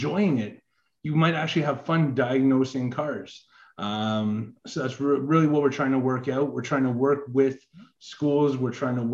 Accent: Canada; I am Canadian

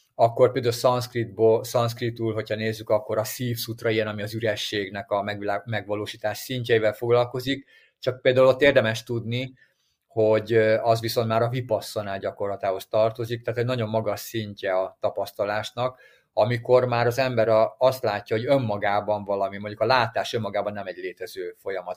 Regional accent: Hungary; ha mi magyarok vagyunk

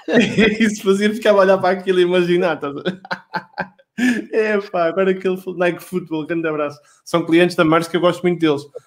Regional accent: Esposende, Norte, Portugal; Eu sou de Esposena

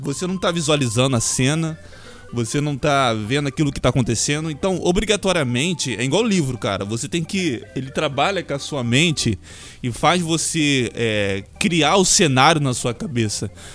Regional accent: Duque de Caxias, Rio de Janeiro, Brazil; Não, mas eu cresci aqui, cara. Eu nasci em Duque de Caxias

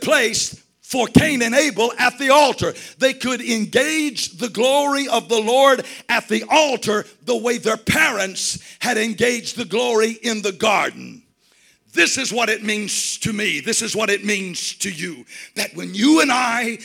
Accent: United States; I'm from the United States

